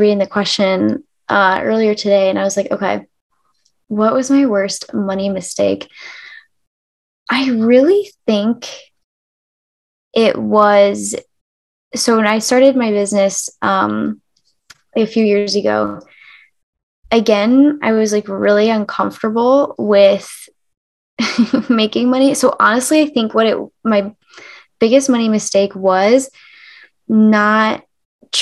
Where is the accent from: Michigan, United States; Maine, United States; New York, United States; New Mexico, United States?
Michigan, United States; I'm from Michigan and we're all like, you know, farms and eat all your meats and comfort food and stuff